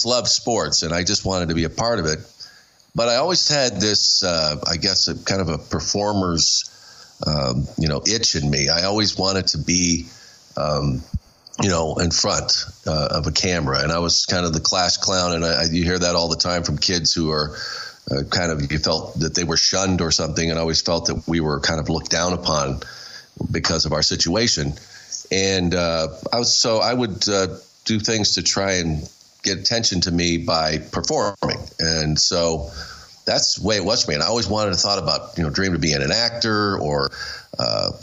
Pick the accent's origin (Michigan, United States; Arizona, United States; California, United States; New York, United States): Arizona, United States; Tucson; I grew up in Arizona, down in Tucson